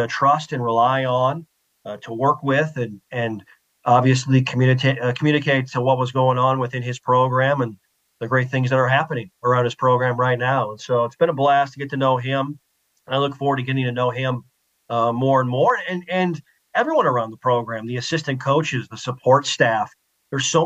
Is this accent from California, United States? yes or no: no; Mitchell, South Dakota, United States; I grew up in the upper Midwest in Mitchell, South Dakota